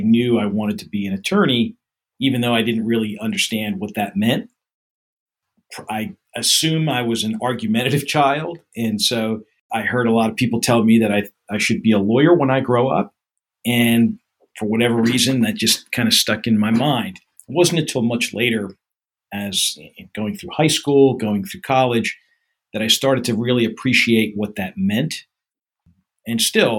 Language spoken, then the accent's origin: English; Gloucester Township, New Jersey, United States; also born or lived in Nyack, New York / Mount Laurel, New Jersey; I was born in Nyack, New York, raised in Gloucester Township, New Jersey, which is in the southern half of the state.